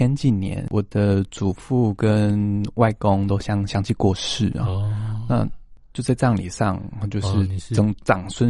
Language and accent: Chinese; Taitung, Taitung County, Taiwan; now in Taipei, Taiwan; 我的老家在台东。